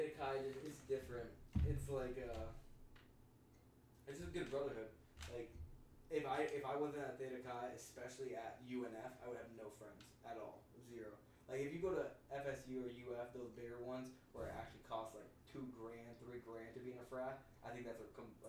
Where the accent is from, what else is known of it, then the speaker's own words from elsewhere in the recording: Greece; I'm from Greece.